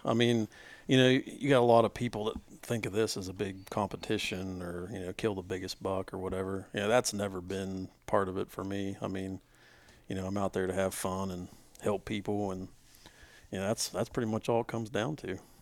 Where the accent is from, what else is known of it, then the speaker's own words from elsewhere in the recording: West Virginia, United States; we're all from West Virginia.